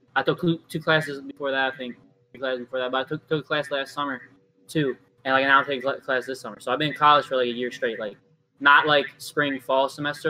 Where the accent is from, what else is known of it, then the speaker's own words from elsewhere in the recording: Baltimore, Maryland, United States; we're from Baltimore